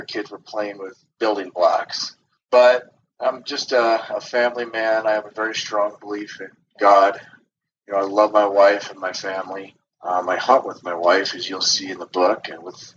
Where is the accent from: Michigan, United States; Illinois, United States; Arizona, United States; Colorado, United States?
Colorado, United States; Loveland; also born or lived in Fort Collins, Colorado; I'm from Loveland, Colorado, and I am a native from Colorado. I was born in Fort Collins